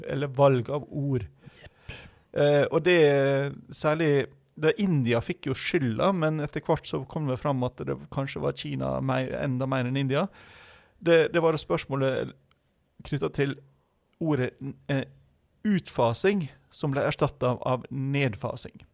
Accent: Western Norway, Norway; jeg som vestlending

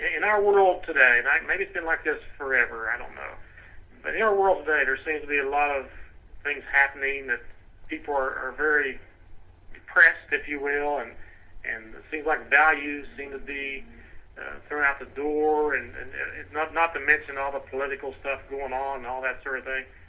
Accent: Indiana, Pennsylvania, United States; I don't say I'm from near Pittsburgh, although I am. I say Indiana, Pennsylvania

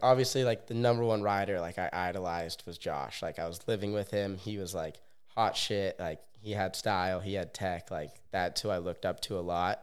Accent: Bend, Oregon, United States; now in Orlando, United States; I grew up in Bend, Oregon

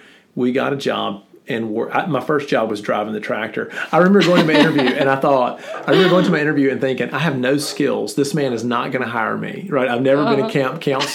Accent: Sugarloaf, Mississippi, United States; I grew up in Sugarloaf

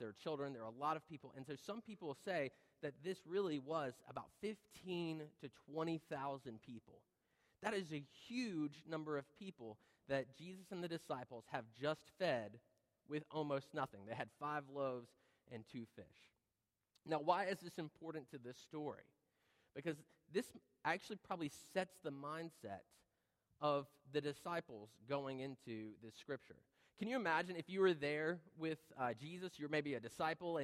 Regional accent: North Carolina, United States; That's one picture from my hometown

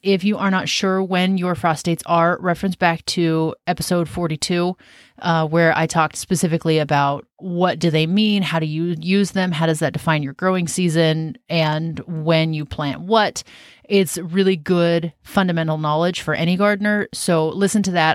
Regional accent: Washington, United States; also born or lived in Southern California / South Carolina / Western Oregon; now in Oregon, United States; I'm from Washington State, just north of where we live now

